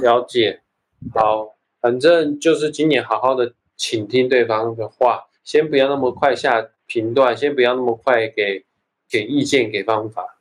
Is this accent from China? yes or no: no; Taiwan; 我是台湾长大的，所以说我就有一种台湾人特有的那种feel，那种嗯，调调